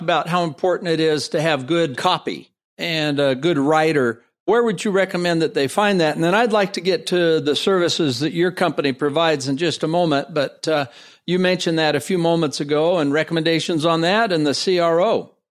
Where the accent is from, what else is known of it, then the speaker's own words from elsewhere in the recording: San Francisco Bay Area, California, United States; I'm from San Francisco Bay Area